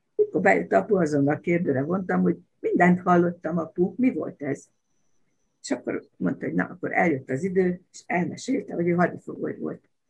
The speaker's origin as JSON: {"language": "Hungarian", "town": "Baja", "region": "Bács-Kiskun", "country": "Hungary", "tie": "born or raised there", "said": "Annak idején gyerekkoromban Baján, ahol laktunk"}